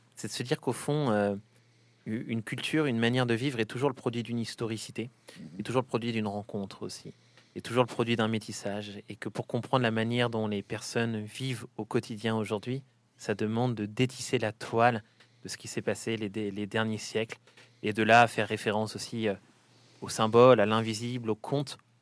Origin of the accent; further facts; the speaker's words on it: Saint-Étienne, Auvergne-Rhône-Alpes, France; je suis stéphanois, petit-fils de mineur moi-même